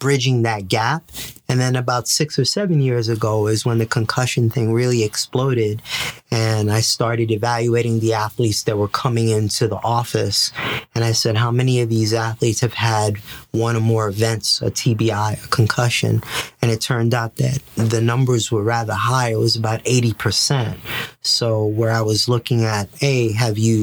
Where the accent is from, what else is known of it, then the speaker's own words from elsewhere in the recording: New York City, New York, United States; also born or lived in Puerto Rico; I was born and raised in the Bronx